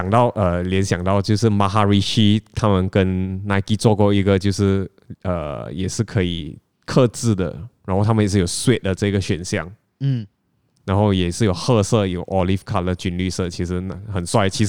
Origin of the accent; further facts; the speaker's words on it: Penang, Malaysia; now in Kuala Lumpur, Malaysia; 我大老远从槟城来到吉隆坡，其实为了就是要找一份跟球鞋相关的工作。